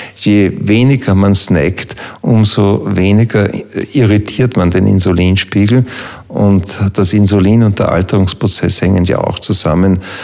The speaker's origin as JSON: {"language": "German", "town": "Hainburg an der Donau", "region": "Lower Austria", "country": "Austria", "tie": "born or raised there"}